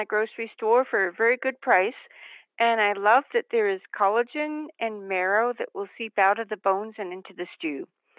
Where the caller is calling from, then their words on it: Mount Shasta, California, United States; I'm calling from Mount Shasta, California.